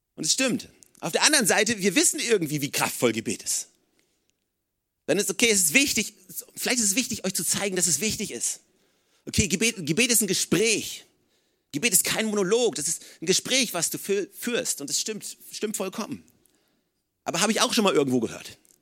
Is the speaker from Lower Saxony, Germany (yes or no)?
yes; Oldenburg, Lower Saxony, Germany; now in Regensburg, Germany; ich komme aus Oldenburg